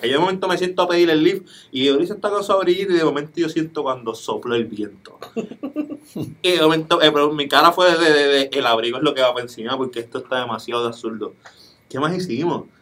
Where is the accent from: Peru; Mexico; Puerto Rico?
Puerto Rico; no parecemos puertorriqueños